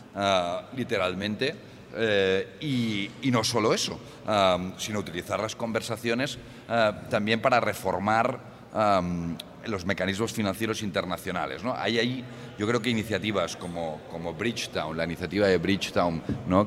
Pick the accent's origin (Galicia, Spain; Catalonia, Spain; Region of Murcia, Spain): Catalonia, Spain; Barcelona; also born or lived in Brussels; Soy de Barcelona y soy del Partido Socialista Obrero Español